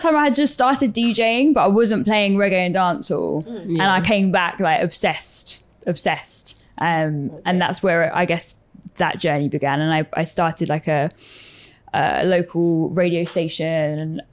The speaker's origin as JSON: {"language": "English", "country": "United Kingdom", "said": "we in the UK, we would call it like chav, like chavvy, or like commoners"}